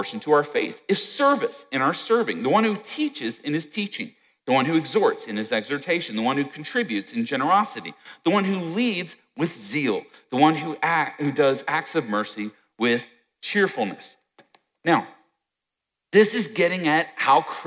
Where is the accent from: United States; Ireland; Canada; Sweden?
United States; Virginia; I grew up in Virginia